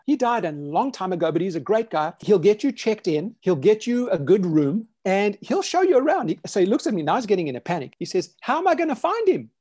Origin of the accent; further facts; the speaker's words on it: South Africa; now in United States; I grew up in South Africa.